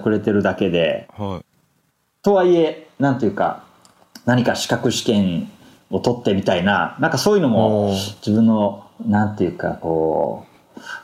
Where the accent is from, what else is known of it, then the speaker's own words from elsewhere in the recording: Fukuoka, Japan; moved away as an adult; also born or lived in Tokyo; 僕は福岡の人間で大学、東京に行って